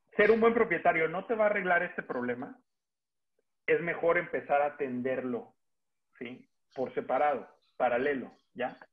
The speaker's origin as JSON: {"language": "Spanish", "country": "Mexico", "said": "los que somos mexicanos"}